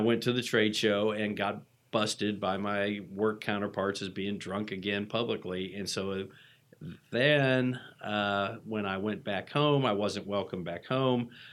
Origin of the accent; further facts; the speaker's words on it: Atlanta, Georgia, United States; I'm from Atlanta, so I was a locally based patient.